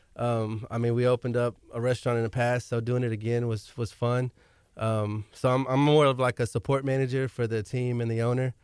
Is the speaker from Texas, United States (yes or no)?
yes; Galveston, Texas, United States; I'm from Galveston as well